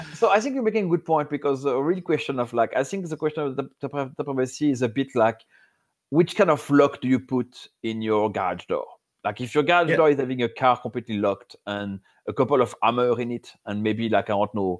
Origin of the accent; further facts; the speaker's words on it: France; accent: French; English is a second language; I'm French, so you're going to have to suffer my accent